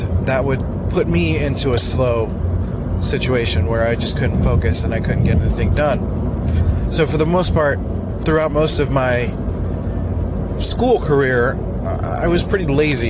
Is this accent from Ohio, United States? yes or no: no; Philadelphia, Pennsylvania, United States; moved away; I grew up in Northeast Philly